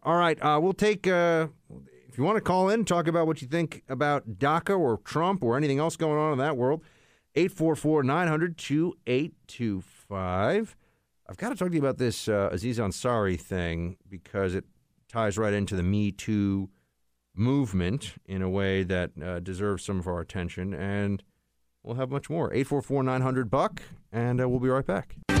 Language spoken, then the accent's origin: English; New York City, New York, United States; I'm, I'm from New York City